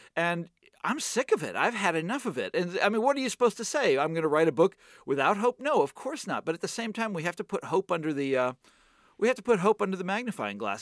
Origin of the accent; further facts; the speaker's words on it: Kansas City, United States; moved away; my hometown